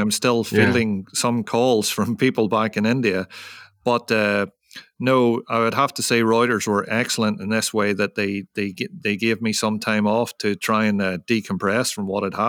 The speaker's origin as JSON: {"language": "English", "country": "Ireland", "said": "because, you know, I'm from Ireland, and working in this tropical or subtropical environment in monsoon season is very tough on you."}